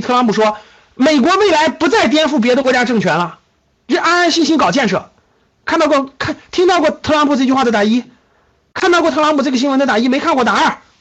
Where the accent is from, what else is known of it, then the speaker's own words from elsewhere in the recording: China; 我们中国人民这么勤劳的加班，这么勤劳的工作的时候